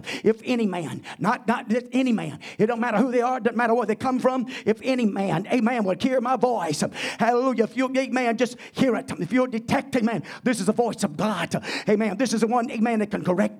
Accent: United States; even being American, I want to be a Christian

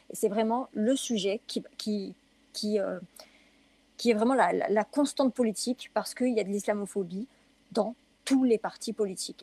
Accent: France; je suis française

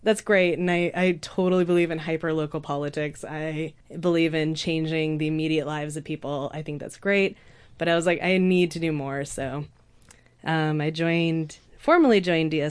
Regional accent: Southern Oregon, United States; I grew up in Southern Oregon

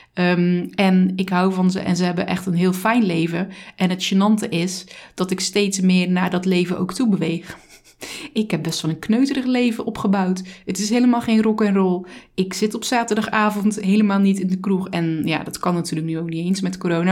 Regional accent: Zeelandic Flanders, Netherlands; Ik kom uit Zeeland, uit Zeeuws-Vlaanderen

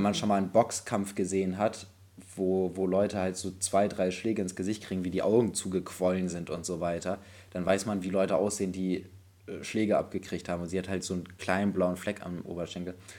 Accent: Bremen, Germany; bei uns in Bremen

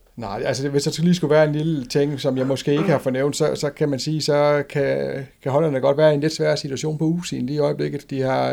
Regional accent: Denmark

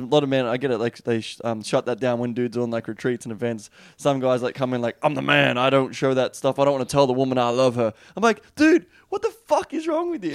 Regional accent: Australia; accent: Australian; my Australian accent

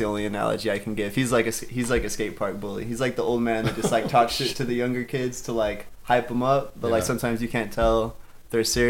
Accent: La Luz, New Mexico, United States; I was born in La Luz, which is like right outside of Alamo.

